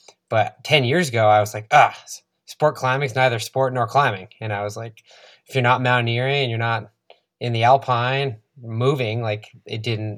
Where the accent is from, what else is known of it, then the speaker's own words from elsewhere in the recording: East Coast, United States; You're growing up in the East Coast, not a mountain athlete.